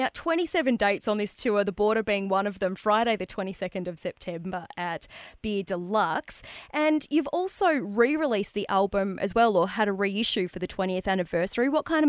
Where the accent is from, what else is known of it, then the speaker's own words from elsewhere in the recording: Albury, New South Wales, Australia; we're from Albury